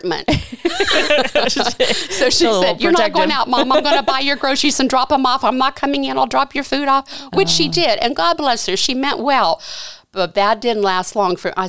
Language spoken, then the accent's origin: English; Janaton, Ohio, United States; I grew up in Janaton my whole life there